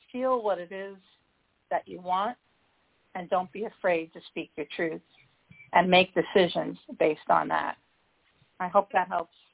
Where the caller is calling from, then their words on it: Midwest, United States; I'm calling from um, the Midwest.